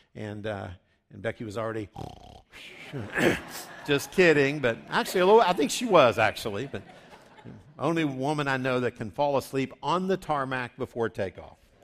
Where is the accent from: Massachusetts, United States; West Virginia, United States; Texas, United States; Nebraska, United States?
West Virginia, United States; I grew up in West Virginia, just south of Pittsburgh